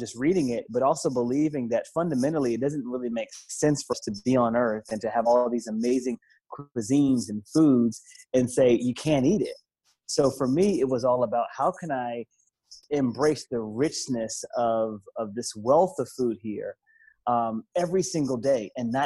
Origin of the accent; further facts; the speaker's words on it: the South, United States; also born or lived in Philadelphia, Pennsylvania; I'm from the South. I live in the South. I was born in Philly, but live in the South. So I grew up with good flavor